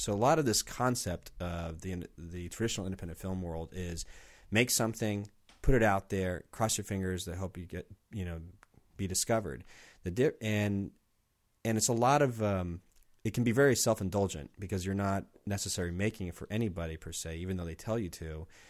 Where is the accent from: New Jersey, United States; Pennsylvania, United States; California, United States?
California, United States; San Diego; moved away as an adult; now in Portland, United States; I'm from San Diego